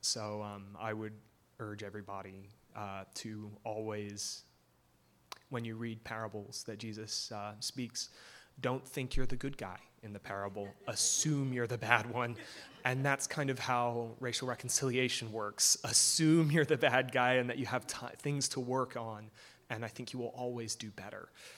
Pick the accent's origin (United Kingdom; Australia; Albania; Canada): United Kingdom; England; now in United States; Hi, I don't sound it, but I'm from England, and I'll explain later.